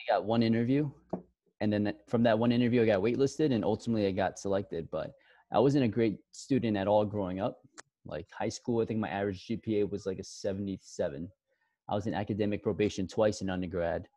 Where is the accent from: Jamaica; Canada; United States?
United States; New York City, New York; also born or lived in Buffalo, New York / Miami; I'm originally born and raised in Queens, New York